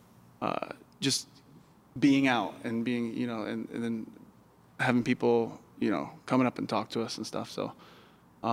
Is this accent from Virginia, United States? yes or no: yes; Roanoke, Virginia, United States; moved away; I grew up in Roanoke, Virginia, where it was like three Mexican people in the whole school